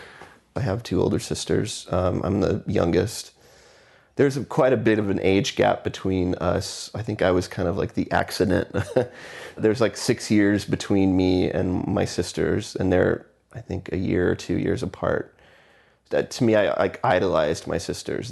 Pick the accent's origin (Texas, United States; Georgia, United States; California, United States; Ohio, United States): Texas, United States; Houston; also born or lived in McAllen, Texas; I was born in Houston, Texas, and I lived there until I was fourteen, fifteen